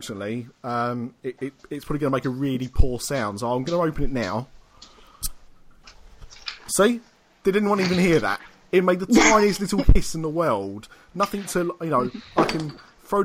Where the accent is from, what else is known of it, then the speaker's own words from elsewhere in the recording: United Kingdom; we are British